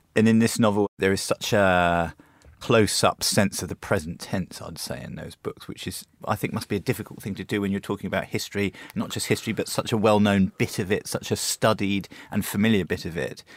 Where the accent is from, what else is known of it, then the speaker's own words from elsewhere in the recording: United Kingdom; growing up in Britain in the eighties and nineties